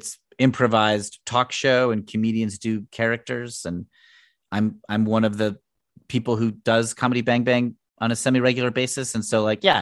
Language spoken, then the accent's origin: English; Connecticut, United States; I'm from Connecticut